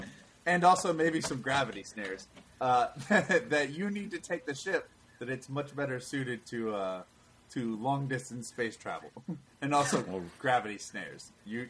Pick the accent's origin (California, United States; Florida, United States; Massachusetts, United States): Florida, United States; we're from Florida